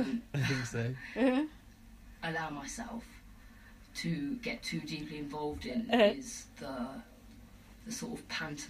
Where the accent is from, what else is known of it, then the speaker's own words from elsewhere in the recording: London, United Kingdom; I'm 25 years old and I'm from London.